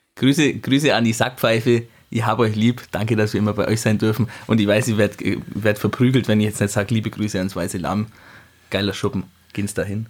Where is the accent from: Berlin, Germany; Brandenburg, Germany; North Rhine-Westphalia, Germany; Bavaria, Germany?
Bavaria, Germany; Thierhaupten; ich bin aus Tierhaupten, ähm, ah. da, da, bin ich aufgewachsen